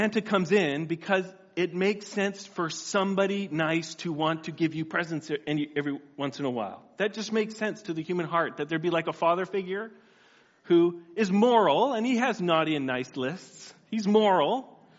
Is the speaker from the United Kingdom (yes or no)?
no; Whistler, British Columbia, Canada; now in Steinbach, Canada; this is the house I grew up in Whistler, BC